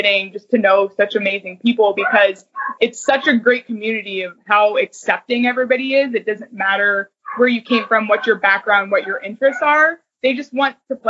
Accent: Cleveland, Ohio, United States; now in Columbus, United States; I grew up in Cleveland before I moved to Columbus

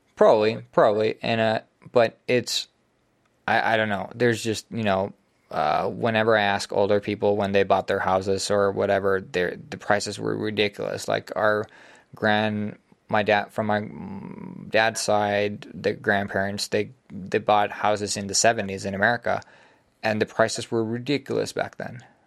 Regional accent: Finland

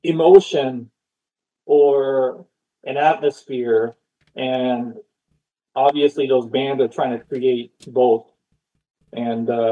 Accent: Japan; also born or lived in Oakland, California; now in Austin, United States; I'm from Japan

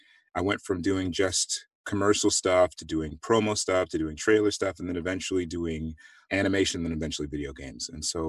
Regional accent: Missouri, United States; also born or lived in Nigeria; I was born in Nigeria. I'm of the Igbo tribe. We moved to the United States when I was a kid. I went to high school and college in Missouri.

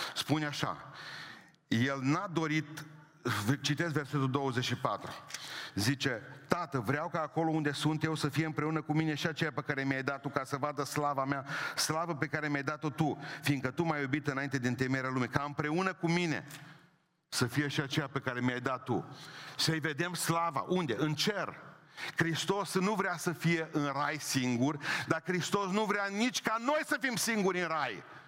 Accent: Transylvania, Romania; Eu sunt ardelean și mândru că sunt ardelean.

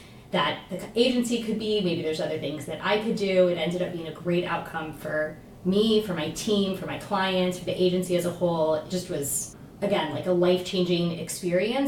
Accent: Houston, Texas, United States; also born or lived in New York; I'm from Houston, so came home.

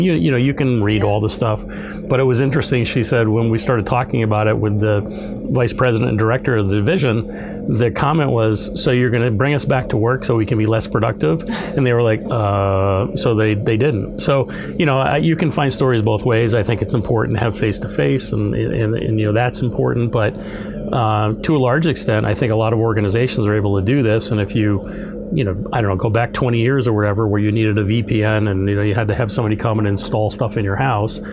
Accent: New York, United States; also born or lived in the South (school); now in Minnesota, United States; I'm from New York originally.

